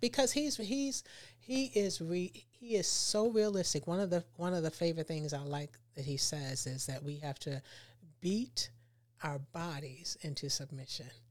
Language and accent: English; Baltimore, Maryland, United States; moved away as an adult; now in Tampa, United States; I'm from Baltimore, Maryland